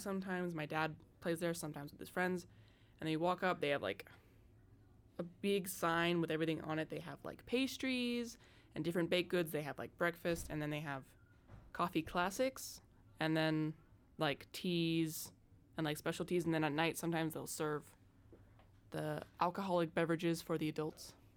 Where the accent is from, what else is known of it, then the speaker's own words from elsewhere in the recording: Seattle, Washington, United States; I'm from Seattle originally. I live here most of the time for school